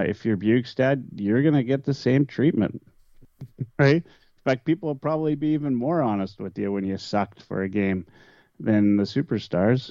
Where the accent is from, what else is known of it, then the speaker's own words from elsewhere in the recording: Canada; those of us that grew up here and dreamt of playing for our home city